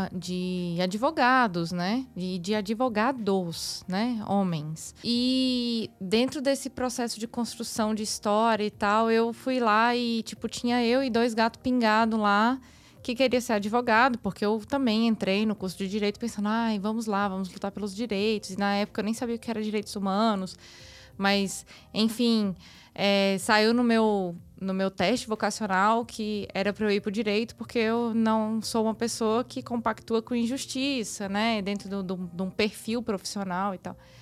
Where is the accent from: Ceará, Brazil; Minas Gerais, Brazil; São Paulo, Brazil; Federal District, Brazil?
Federal District, Brazil; Brasília; eu sou de Brasília